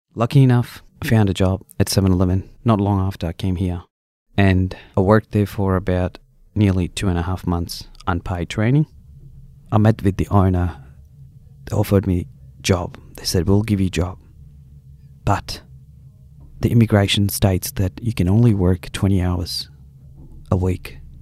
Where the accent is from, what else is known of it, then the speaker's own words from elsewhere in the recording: India; moved away as an adult; now in Australia; I came from India, from a common family.